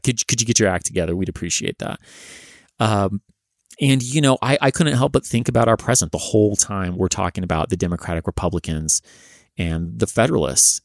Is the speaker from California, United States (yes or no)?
yes; California, United States; accent: Californian; also born or lived in Massachusetts / New Hampshire; my super Californian accent